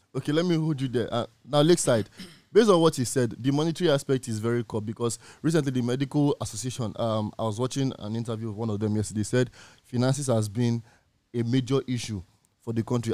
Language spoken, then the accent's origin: English; Nigeria; as Nigerian youth, as citizens of this country